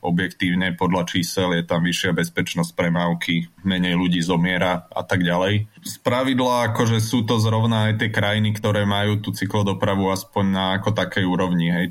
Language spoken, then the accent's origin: Slovak; Slovakia